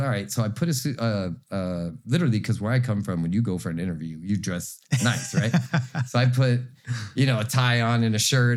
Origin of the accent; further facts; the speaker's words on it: Miami, Florida, United States; moved away as an adult; also born or lived in Cutler Ridge / Homestead; now in Sanford, United States; I grew up in Miami